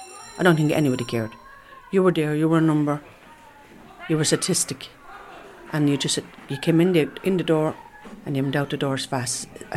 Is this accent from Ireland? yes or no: yes; Ireland; I'm an Irish traveller woman. I'm 54 years of age.